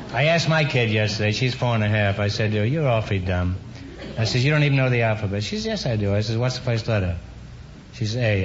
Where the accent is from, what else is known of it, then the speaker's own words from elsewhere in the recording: Oslo, Norway; moved away; I'm from Oslo, Norway.